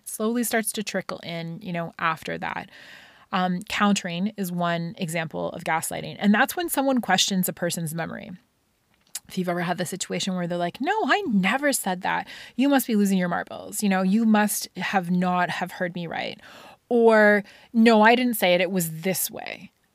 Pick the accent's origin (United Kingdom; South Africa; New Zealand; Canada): United Kingdom; Scotland; growing up in Scotland